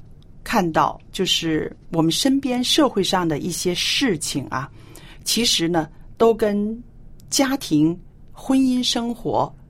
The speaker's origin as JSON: {"language": "Chinese", "country": "China", "said": "有的人会说：“哎呀，我们中国人呢，已经失去了啊，中国最美好的传统，是不是？”"}